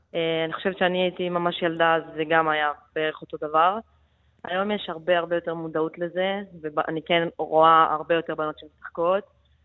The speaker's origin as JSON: {"language": "Hebrew", "town": "Netanya", "region": "Central District", "country": "Israel", "tie": "born or raised there", "also_born_or_lived": "Jerusalem / Milan, Italy", "moved": "as an adult", "lives_now": "Germany", "said": "נולדתי בירושלים, וכשהייתי בגיל 6 עברנו לנתניה"}